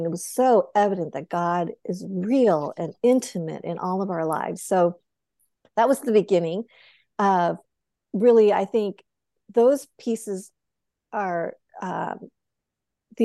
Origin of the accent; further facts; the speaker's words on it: Boulder, Colorado, United States; I grew up in Boulder, Colorado, one of a handful of Asian Americans